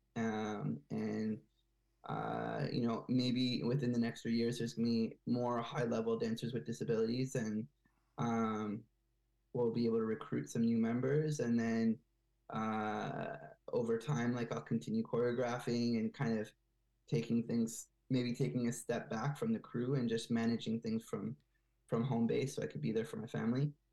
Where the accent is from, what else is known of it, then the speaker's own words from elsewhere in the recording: Bethesda, Maryland, United States; moved away as an adult; also born or lived in Montreal, Canada; now in Quebec, Canada; I grew up in Bethesda, Maryland, just outside of Washington D.C., and so uh, I did most of my uh, elementary and middle school and high school in the U.S.